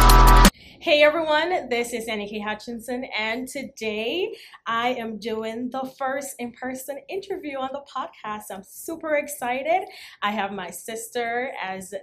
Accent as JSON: {"language": "English", "country": "Jamaica", "moved": "yes", "lives_now": "Las Vegas, United States", "said": "I'm tropical climate, so I'm from Jamaica."}